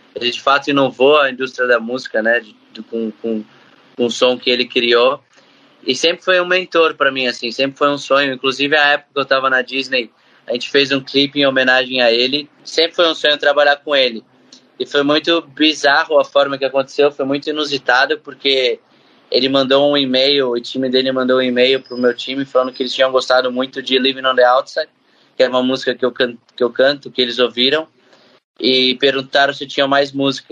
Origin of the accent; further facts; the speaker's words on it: Brazil; eu, que vim do Brasil